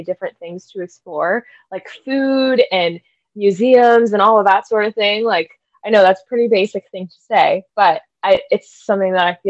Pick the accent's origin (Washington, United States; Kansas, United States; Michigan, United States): Kansas, United States; Manhattan; I am a townie, what we call a townie here. So I was born in Manhattan. I've been here my whole life